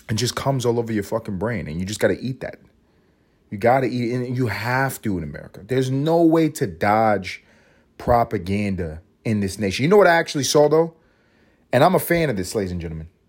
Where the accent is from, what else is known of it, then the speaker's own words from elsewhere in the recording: New York City, New York, United States; When I grew up in Harlem